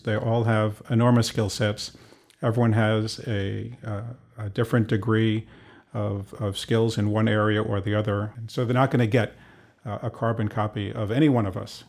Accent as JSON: {"language": "English", "town": "New York City", "region": "New York", "country": "United States", "tie": "born or raised there", "also_born_or_lived": "Cleveland", "said": "started out in Queens, been there for most of my life"}